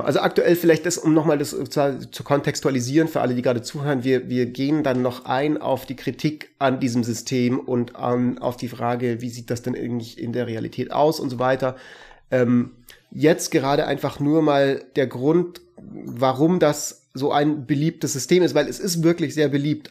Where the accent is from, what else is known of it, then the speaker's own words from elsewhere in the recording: Germany; bei uns in Deutschland